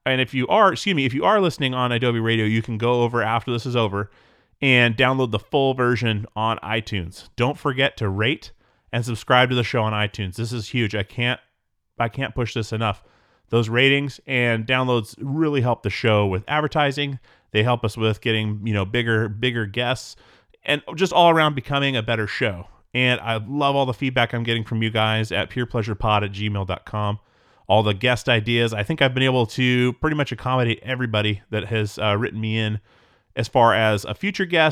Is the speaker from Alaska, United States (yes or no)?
yes; Alaska, United States; now in Portland, United States; I grew up in Alaska